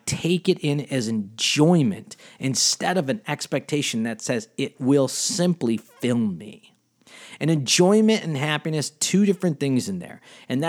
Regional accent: Cleveland, Ohio, United States; We came from Cleveland, Ohio.

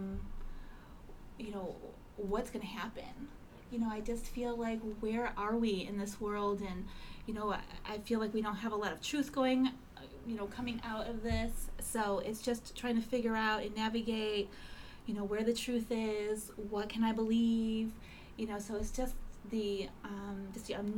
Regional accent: Cleveland, Ohio, United States; I grew up in Cleveland

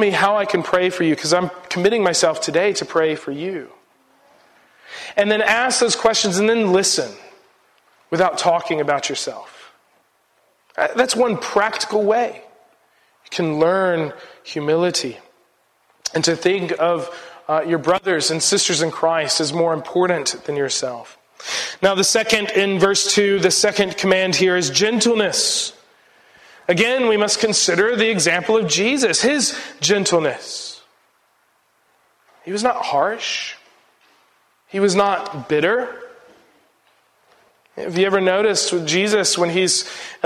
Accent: United States; being an American and the cultural baggage that I bring with me

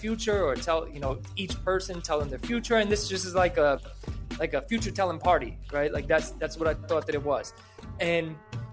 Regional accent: New York, United States; since I was from New York

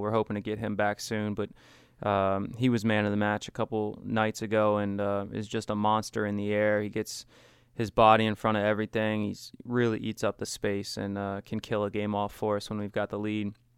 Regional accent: Washington County, Maryland, United States; I grew up in, um, Washington County

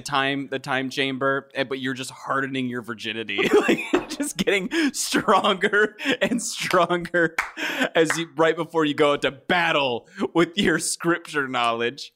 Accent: Kentucky, United States; I grew up in Kentucky

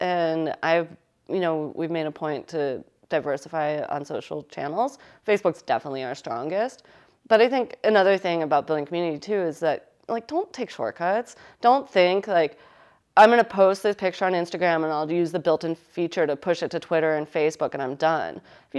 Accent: United States; And, you know, we're from Connecticut and New York, and it's easy to find people that are like us here

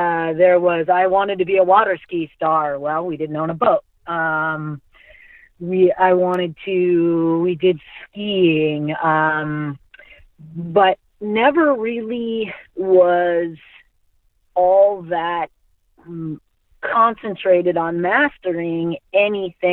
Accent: Mount Vernon, Washington, United States; I'm from Mount Vernon, Washington

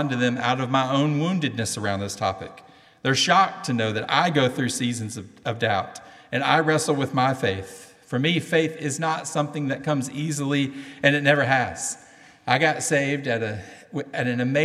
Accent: Cleveland, Tennessee, United States; accent: southern; In my hometown, Cleveland, Tennessee, we say we are in the buckle of the Bible Belt. And by the way, if you don't understand my southern accent

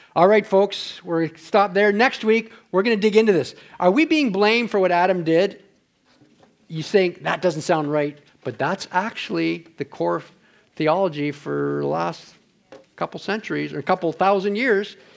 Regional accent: Ontario, Canada; moved away; I'm from Ontario, we do that back there.

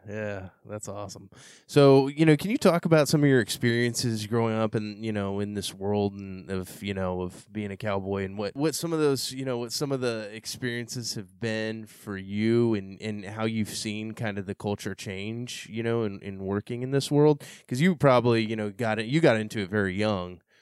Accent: San Antonio, Texas, United States; growing up in San Antonio, Texas

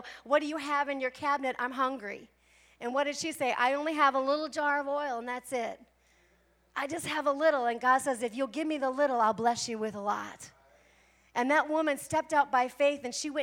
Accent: Midwest, United States; now in Arizona, United States; I'm from the Midwest

